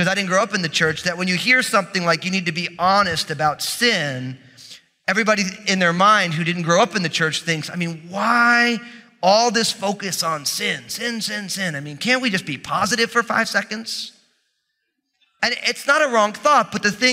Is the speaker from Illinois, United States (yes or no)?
no; New Jersey, United States; I'm from New Jersey